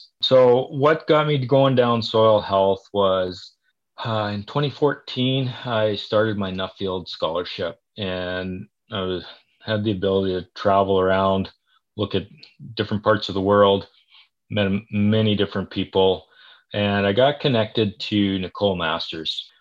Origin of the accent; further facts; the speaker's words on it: Saskatchewan, Canada; moved away as an adult; now in Calgary, Canada; I'm originally from Saskatchewan